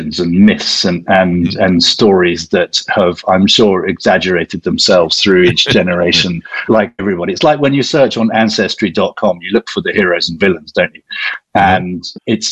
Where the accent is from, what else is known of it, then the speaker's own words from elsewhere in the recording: South East England, United Kingdom; I'm English